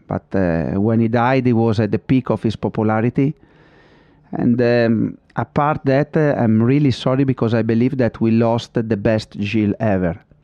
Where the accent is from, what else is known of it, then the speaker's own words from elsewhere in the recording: Modena, Emilia-Romagna, Italy; English is a second language; I'm from Modena, I always been around in Ferrari